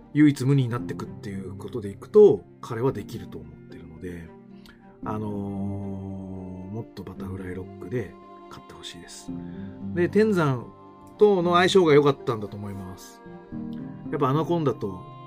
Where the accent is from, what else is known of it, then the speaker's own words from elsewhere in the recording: Koto ward, Tokyo, Japan; 俺の実家がね、俺の実家が江東区でして